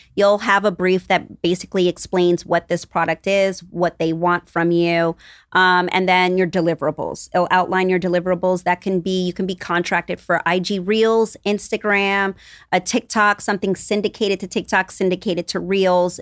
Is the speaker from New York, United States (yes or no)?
yes; New York, United States; we are both New Yorkers, but we grew up on two different parts of New York